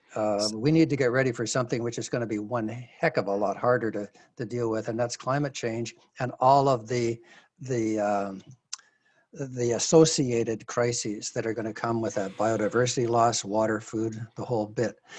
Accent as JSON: {"language": "English", "country": "Canada", "said": "as a Canadian"}